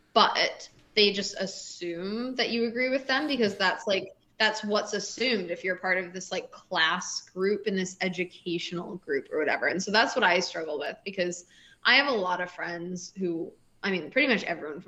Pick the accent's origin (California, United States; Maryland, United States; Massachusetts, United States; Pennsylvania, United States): Massachusetts, United States; Boston; Yeah, I'm from Boston.